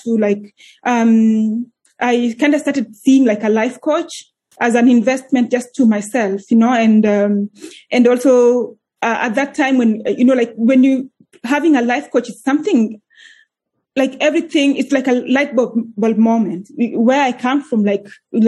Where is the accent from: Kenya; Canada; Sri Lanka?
Kenya; moved away as an adult; now in Iceland; I'm originally from Kenya. So that's where born and raised in Kenya. I moved to Iceland 11 years ago when I was 25 years old.